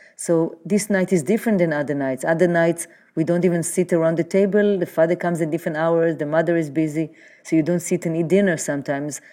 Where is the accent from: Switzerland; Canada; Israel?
Israel; Jerusalem, Jerusalem District; moved away as an adult; now in New York City, United States; I was born in Jerusalem